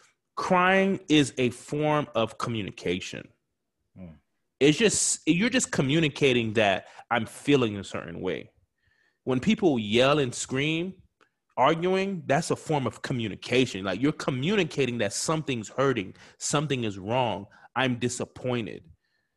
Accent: Haiti; growing up in the Caribbean culture, Haitian culture.

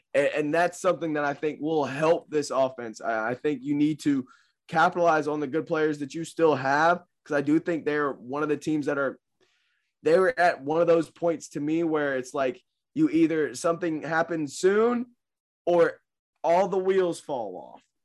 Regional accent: Lynchburg, Virginia, United States; I'm from Lynchburg, Virginia

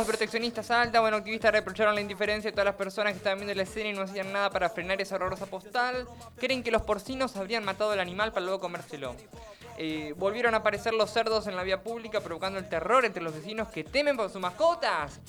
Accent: Argentina; Argentina, nuestro país

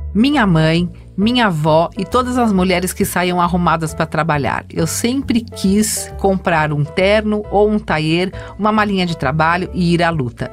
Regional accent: São Paulo, Brazil; sou de São Paulo, tenho 9 anos.

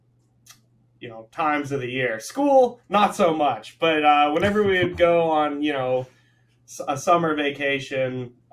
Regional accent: Atlanta, Georgia, United States; moved away as an adult; also born or lived in Manhattan, New York / Florida Keys; now in Hawaii, United States; I was born in Manhattan, formative years in Atlanta.

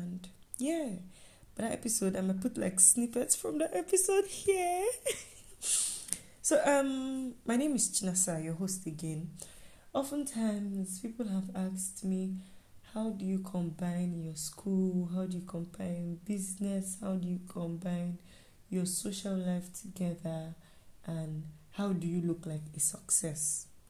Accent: Nigeria; And yeah, I am a Nigerian student.

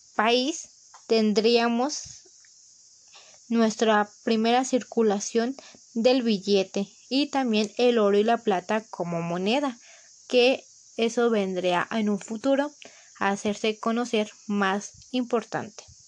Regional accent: Mexico; como mexicanos

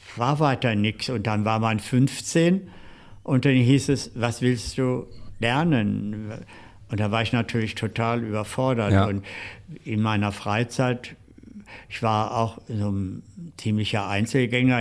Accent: Seelze, Lower Saxony, Germany; moved away as an adult; also born or lived in Hetjershausen near Göttingen / Hanover; now in Berlin, Germany; dann sind wir zu meinem Großvater äh, gegangen, mütterlicherseits, nach Letter bei Hannover. Und ah äh, dort auf dem Bauernhof meines Großvaters habe ich dann so die ersten äh, Kinderjahre und Jugendjahre verbracht

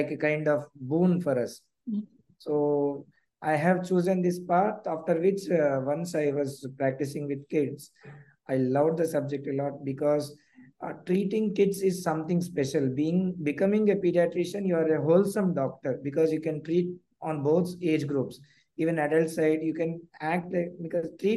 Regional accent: Hyderabad, Telangana, India; I am basically from Hyderabad only, South India

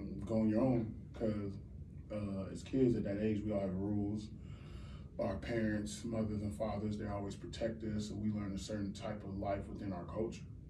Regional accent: Kansas City, Missouri, United States; I'm from Kansas City, Missouri

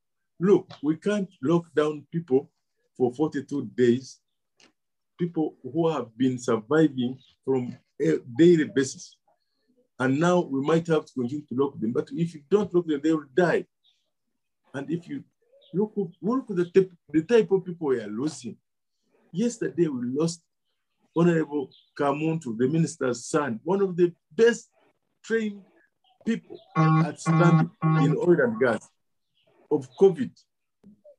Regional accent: Uganda; also born or lived in South Africa; I feared to say I'm from Uganda because of the shame of my country. Now I can tell anywhere in the world I am Ugandan.

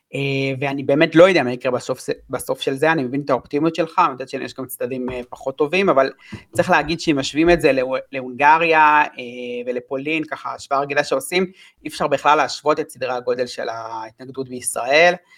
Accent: Israel; אני בתור ישראלי

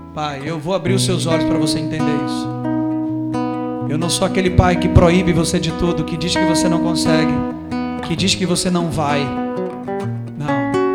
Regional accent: Brazil; eu sou brasileiro

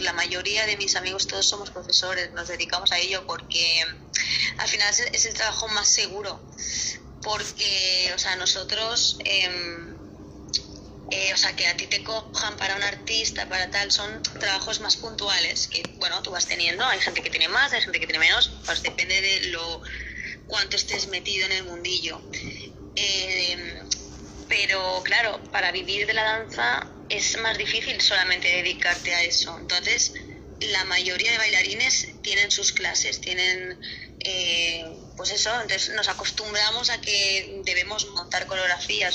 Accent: Barcelona, Catalonia, Spain; yo soy de Barcelona

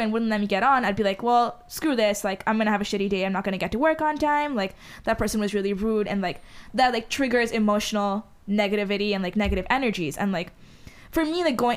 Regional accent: Dubai, United Arab Emirates; first language Hindi; English is a second language; moved away; growing up in Dubai, there was just so many Indians

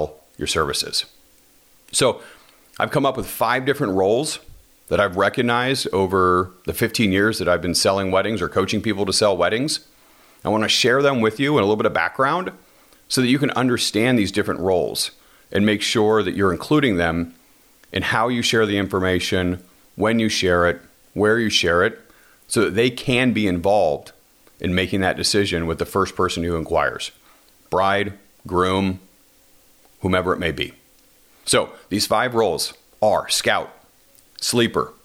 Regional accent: Washington, United States; my home state, Washington

